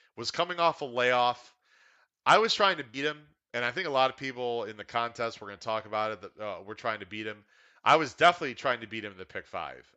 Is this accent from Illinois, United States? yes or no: yes; Chicago, Illinois, United States; now in Florida, United States; I'm from Chicago